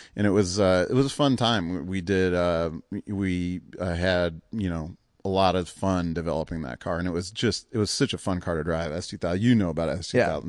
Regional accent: Cleveland, Ohio, United States; growing up in Cleveland

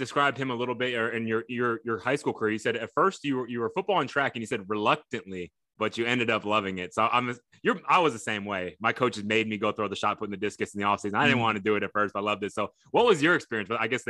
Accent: Texas, United States; And I'm from Texas

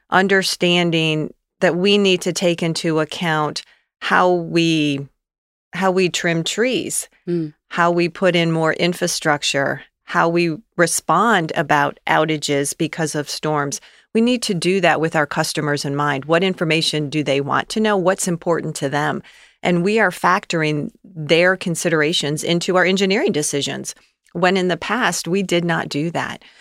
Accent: Gaylord, Michigan, United States; moved away as an adult; also born or lived in Albion, Michigan / Winston-Salem, North Carolina; now in Cincinnati, United States; I grew up in northern Michigan, a okay. very small town in northern Michigan, Gaylord

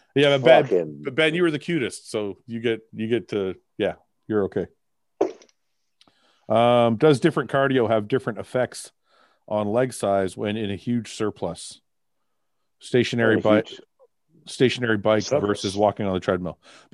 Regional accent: Canada; I was born in Canada, and I'm a Canadian citizen. I don't have a Lebanese a passport from Lebanon.

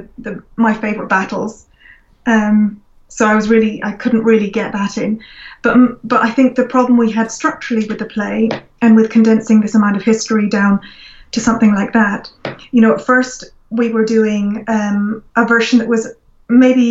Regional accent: Scotland, United Kingdom; I'm Scottish

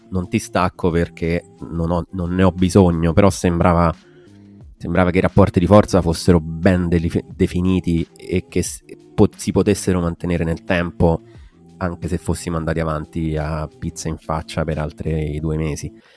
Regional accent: Frascati, Lazio, Italy; accent: pseudo-Roman; also born or lived in Strasbourg; Qualche anno fa ho scelto di essere di Frascati, cioè di rispondere, sono di Frascati. Non che non vivessi già qui praticamente da tutta la vita

